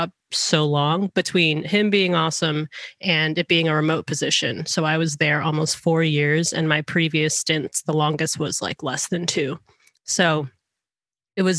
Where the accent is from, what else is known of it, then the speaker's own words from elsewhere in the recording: Georgia, United States; moved away as an adult; also born or lived in Seattle; we were going to move to Georgia because that's my home state